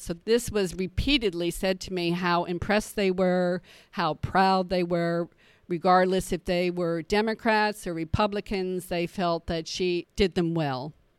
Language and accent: English; New York City, New York, United States; I'm a New Yorker